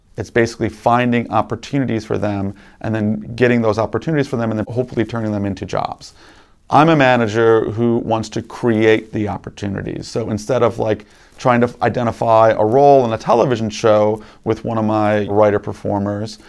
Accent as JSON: {"language": "English", "town": "Chicago", "region": "Illinois", "country": "United States", "tie": "born or raised there", "said": "I grew up in Chicago"}